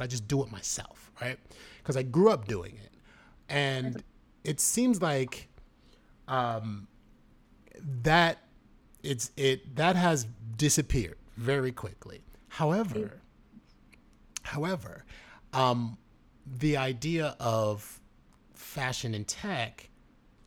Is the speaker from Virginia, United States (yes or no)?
no; New York City, New York, United States; growing up in the Bronx, My mother went to FIT, New York City.